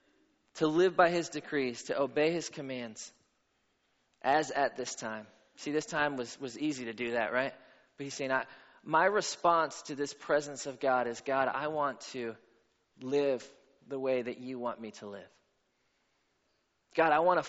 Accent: Pittsburgh, Pennsylvania, United States; moved away as an adult; also born or lived in Atlanta; I grew up in Pittsburgh

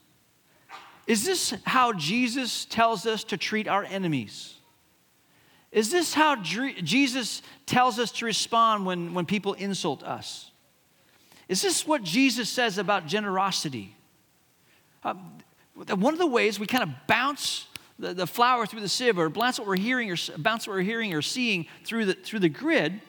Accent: Hong Kong; When I was a kid growing up in Hong Kong

